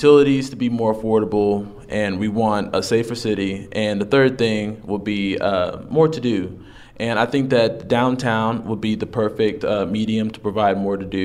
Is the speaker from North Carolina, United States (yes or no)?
no; Carrollton, Texas, United States; moved away as an adult; also born or lived in Dallas; now in Lubbock, United States; I came from Dallas. Okay. I'm from Carrollton, Texas